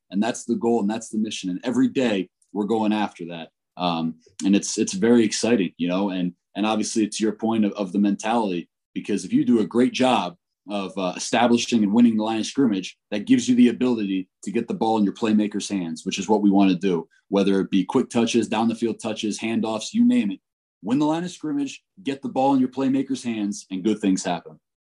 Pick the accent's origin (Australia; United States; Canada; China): United States; Northeast; moved away as an adult; also born or lived in Florida / Ohio; now in Fort Collins, United States; I was born and raised in the Northeast